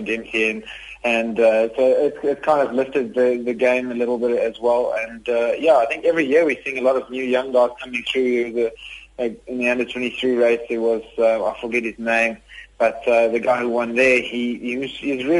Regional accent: South Africa; fellow South Africans

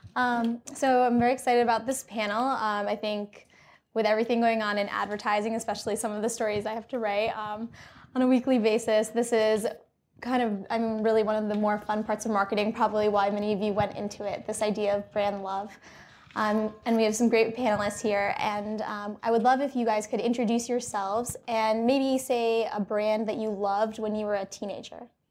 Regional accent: New England, United States; As a fellow New Englander

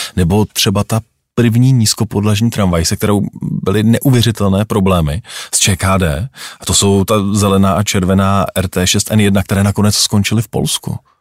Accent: Prague, Czechia; Já jsem vyrůstal na Smíchově ve Stroupežnického ulici

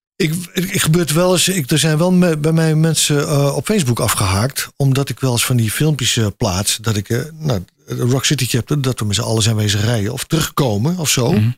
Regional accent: North Brabant, Netherlands; ik kom overal, maar ik ben Brabander

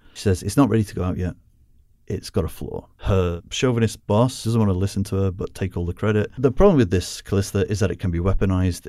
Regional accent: United Kingdom; as a Brit

